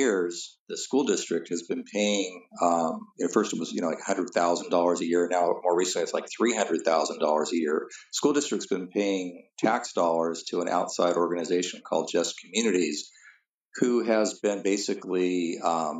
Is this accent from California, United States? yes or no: yes; Southern California, United States; also born or lived in Norway; I was born in California in 1961, pretty much lived my whole life in Southern California.